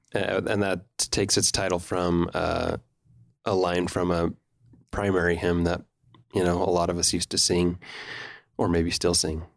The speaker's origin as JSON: {"language": "English", "town": "Provo", "region": "Utah", "country": "United States", "tie": "born or raised there", "also_born_or_lived": "Rome, Italy", "said": "I was born in Provo in nineteen seventy-six, fourth of eight children. And, um, the, you know, I just was a Provo boy that didn't travel much"}